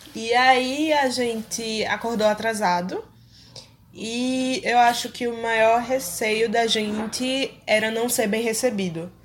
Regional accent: Recife, Pernambuco, Brazil; eu vivi a minha vida toda em Recife

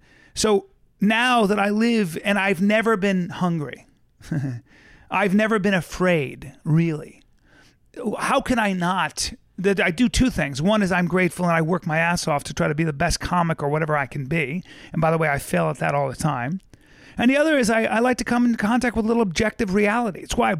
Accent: Philippines; born there; also born or lived in India / Lebanon / Pakistan; I grew up all over the world. I was born in the Philippines. I lived in India, Calcutta and Bombay, which is now Mumbai. I then moved to Lebanon. I then moved to Pakistan. I then moved back to Lebanon

